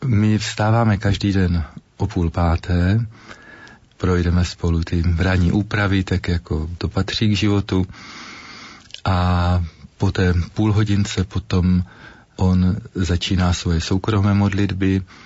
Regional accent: Ruda nad Moravou, Olomouc Region, Czechia; now in Olomouc, Czech Republic; ve farnosti Ruda nad Moravou, odkud pocházím

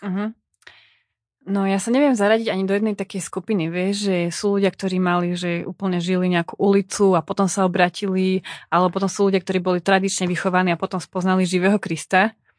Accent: eastern Slovakia, Slovakia; accent: East Slovak (východniarsky); ja hovorím po východniarsky

